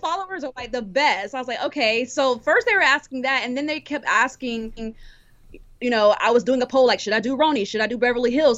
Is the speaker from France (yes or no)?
no; Cameroon; I'm from Cameroon